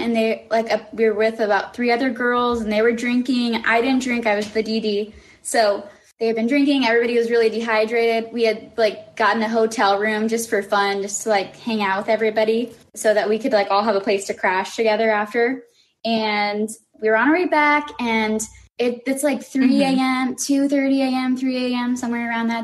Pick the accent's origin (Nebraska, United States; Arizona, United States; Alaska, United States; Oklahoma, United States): Arizona, United States; Tucson; I am from Tucson, Arizona